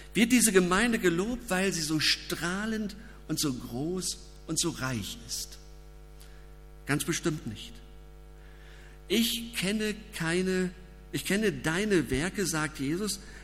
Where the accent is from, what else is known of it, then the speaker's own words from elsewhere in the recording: Germany; Als Deutsche